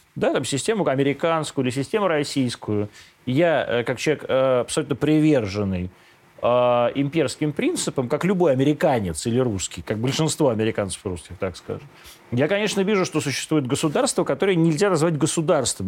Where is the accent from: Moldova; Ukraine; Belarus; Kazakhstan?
Ukraine; moved away; я вот вырос на Украине